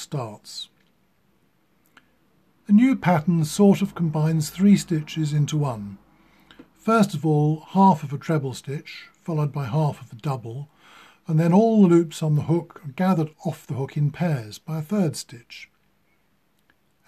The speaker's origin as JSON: {"language": "English", "country": "United Kingdom", "said": "I am British"}